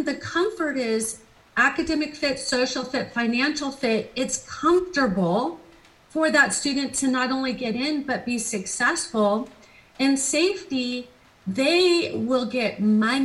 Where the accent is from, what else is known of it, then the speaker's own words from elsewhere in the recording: California, United States; I'm five generations from California